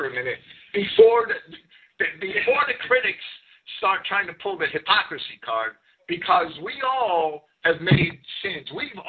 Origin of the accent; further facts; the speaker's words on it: Jersey City, New Jersey, United States; I grew up in Jersey City.